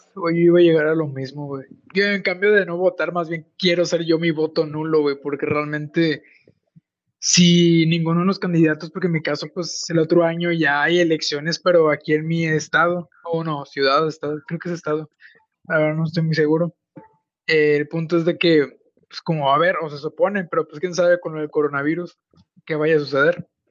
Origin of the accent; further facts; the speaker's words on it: Mexico; en mi país